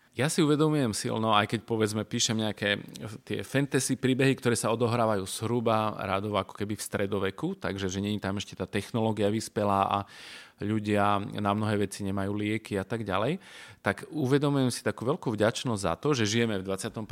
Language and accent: Slovak; Košice, Košice Region, Slovakia; ja teda pochádzam z Košic